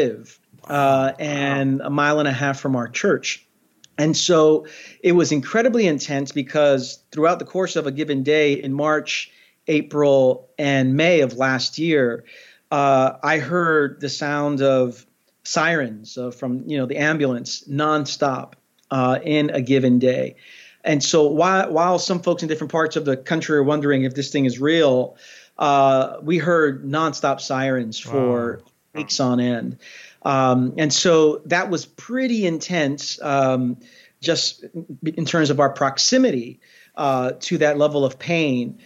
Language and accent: English; New York City, New York, United States; also born or lived in Queens, New York; I'm from Brooklyn. Our church is in Queens, but I lived the first 34 years of my life in Brooklyn, the last 8 years in Queens